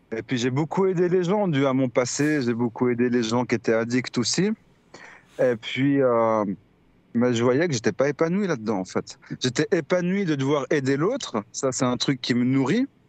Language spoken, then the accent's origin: French; Lausanne, Vaud, Switzerland; je viens de Suisse, je viens de Lausanne.